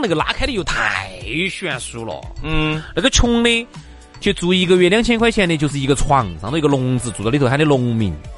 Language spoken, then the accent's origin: Chinese; Chengdu, Sichuan, China; 三千四千现在对于我们成都人的收入